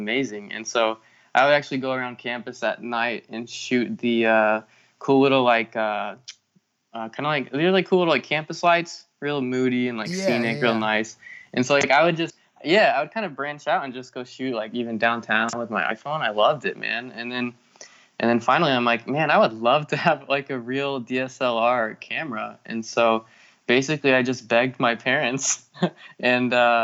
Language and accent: English; Wichita, Kansas, United States; moved away as an adult; now in Palm Springs, United States; growing up in Kansas